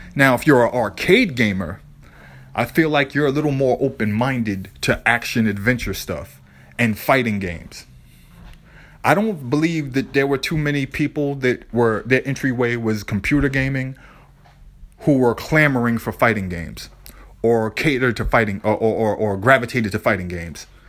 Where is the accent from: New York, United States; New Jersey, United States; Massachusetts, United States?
Massachusetts, United States; Boston; I grew up in the South End, Lower Roxbury, Boston